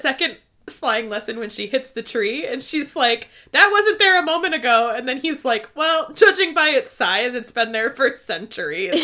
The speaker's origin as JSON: {"language": "English", "region": "Midwest", "country": "United States", "said": "we're from the Midwest"}